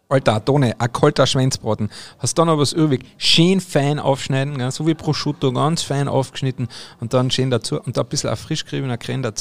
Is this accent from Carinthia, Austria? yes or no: yes; Carinthia, Austria; bei uns in Österreich haben wir dann halt natürlich auch die verschiedenen Speck, aber wir in Kärnten, ne, ich bin ja Kärntner